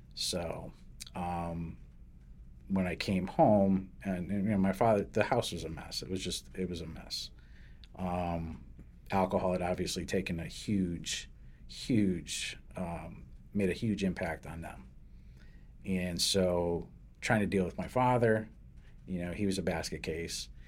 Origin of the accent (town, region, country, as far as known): New Britain, Connecticut, United States; born or raised there; also born or lived in Derby, Connecticut / Hartford, Connecticut